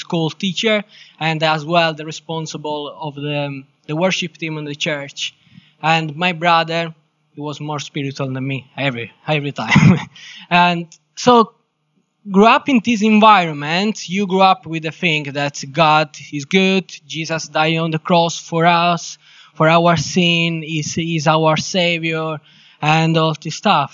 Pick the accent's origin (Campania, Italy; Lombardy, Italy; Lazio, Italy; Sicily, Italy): Sicily, Italy; English is a second language; moved away as an adult; now in England; I'm from Italy, specifically Sicily.